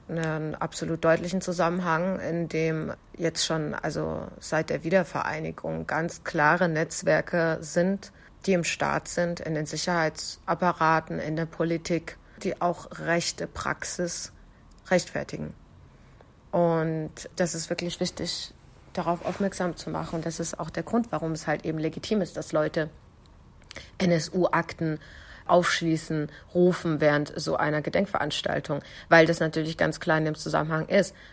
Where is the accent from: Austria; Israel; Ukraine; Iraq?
Iraq; Kurdistan Region; Ich habe tatsächlich sogar viele Anrufe aus meiner Heimat, also hier aus ähm, Südkurdistan bekommen.